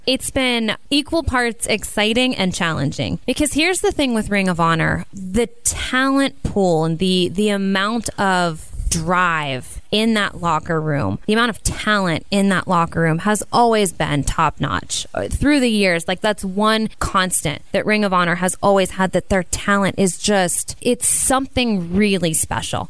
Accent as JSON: {"language": "English", "area": "small town northeast of Columbus", "region": "Ohio", "country": "United States", "tie": "born or raised there", "said": "I grew up in a really small town about an hour and a half northeast of Columbus"}